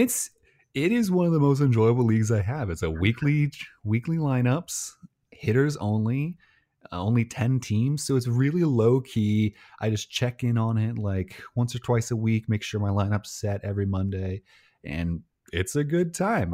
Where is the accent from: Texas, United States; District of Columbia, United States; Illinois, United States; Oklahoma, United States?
Illinois, United States; I'm from Illinois